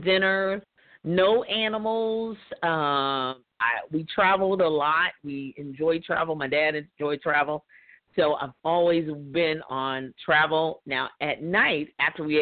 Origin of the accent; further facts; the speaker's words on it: Louisville, Kentucky, United States; moved away as an adult; now in Jeffersonville, United States; I was born and raised in Louisville, Kentucky, which is Derby City, USA